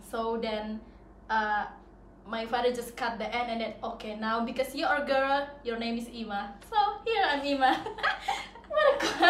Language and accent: English; Sumba, East Nusa Tenggara, Indonesia; now in Bali, Indonesia; Sumba. It's Sumba.